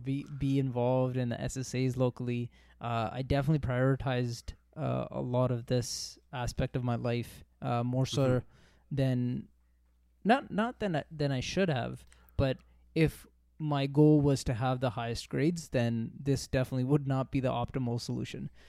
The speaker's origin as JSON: {"language": "English", "town": "Toronto", "region": "Ontario", "country": "Canada", "tie": "born or raised there", "lives_now": "Brampton, Canada", "said": "I grew up in Toronto. Uh, I uh, was born and raised in Toronto. Uh, we moved out to Brampton."}